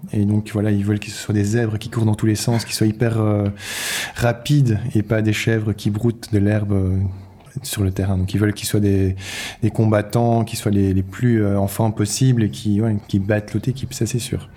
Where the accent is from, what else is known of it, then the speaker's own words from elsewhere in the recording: Brussels, Brussels-Capital Region, Belgium; je viens de Bruxelles